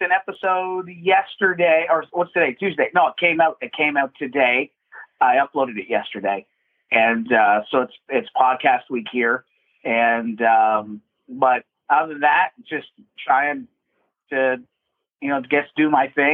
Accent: Hamilton, Ontario, Canada; I am from Hamilton, Ontario, Canada

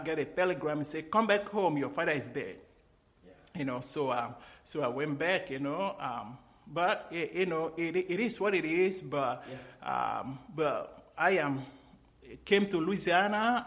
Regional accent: Nigeria; moved away as an adult; also born or lived in Greece; now in United States; when I was growing up in Nigeria

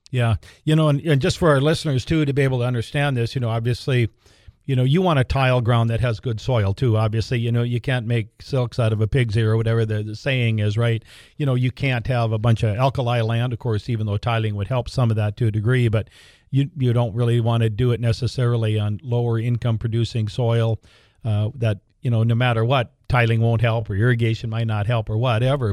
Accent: Larimore, North Dakota, United States; my hometown of Laramore

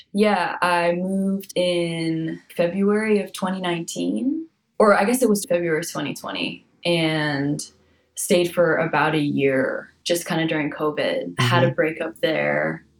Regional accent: Spokane, Washington, United States; moved away as an adult; also born or lived in Los Angeles; having left LA, come back home to my hometown of Spokane

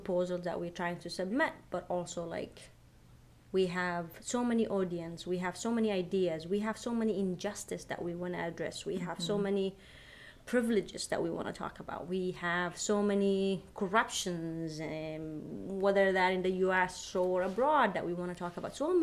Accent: Yemen; my home country, where I am from, Yemen

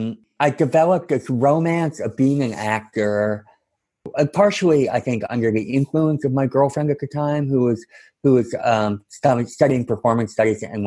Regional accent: Cambridge, Massachusetts, United States; moved away as an adult; also born or lived in Santa Cruz, California / Chicago; I'm from Cambridge, Massachusetts, originally

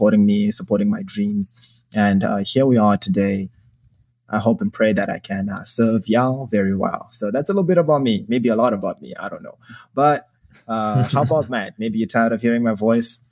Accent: Zimbabwe; now in Chicago, United States; I was born and raised in Zimbabwe.

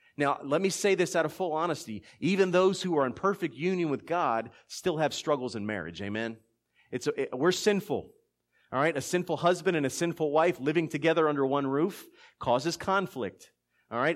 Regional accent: Philadelphia, Pennsylvania, United States; now in South Georgia, United States; being born and raised in Philadelphia

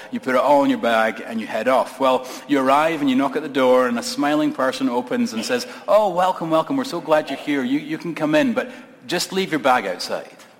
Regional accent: Scotland, United Kingdom; moved away as an adult; now in United States; I'm a Scot, moved here uh, from Scotland. I have an immigrant story

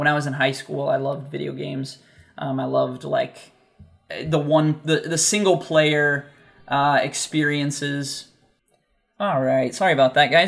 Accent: United States; growing up in the United States

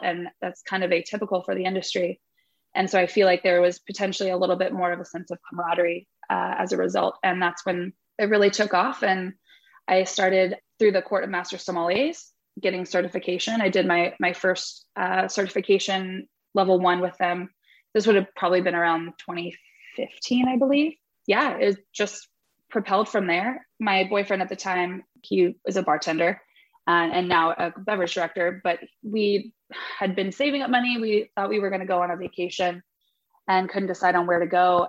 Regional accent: Dayton, Ohio, United States; moved away as an adult; also born or lived in Texas; came back to Ohio to be a part of uh, Tender Mercy and Sueño and whatever else is is on the horizon from there. Coming back to Ohio was was an interesting decision. It's my hometown and Dayton specifically

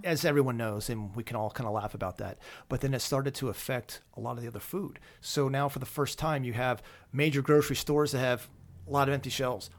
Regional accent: Lancaster County, Pennsylvania, United States; moved away as an adult; I grew up in Lancaster County

